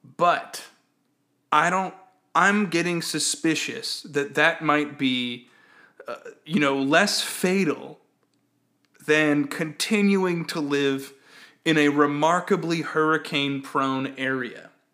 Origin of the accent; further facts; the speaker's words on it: Texas, United States; when I was growing up in Texas